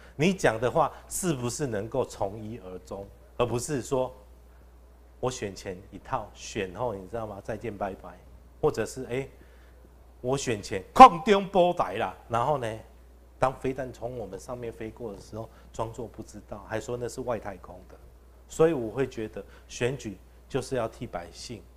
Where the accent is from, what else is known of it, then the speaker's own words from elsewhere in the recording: Wuri, Dadu, Longjing, Taichung, Taiwan; 我是台中市议员，第三选区，乌日大都、龙井的候选人